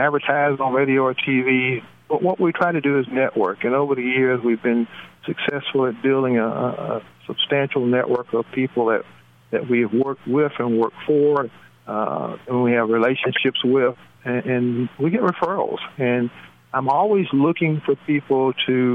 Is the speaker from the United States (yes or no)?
yes; Tuscaloosa, Alabama, United States; also born or lived in West Coast / Ohio; I'm actually from Tuscaloosa, Alabama. That's home